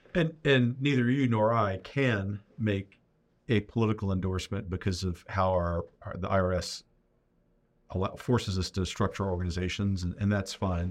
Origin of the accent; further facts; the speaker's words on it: Louisiana, United States; being my native state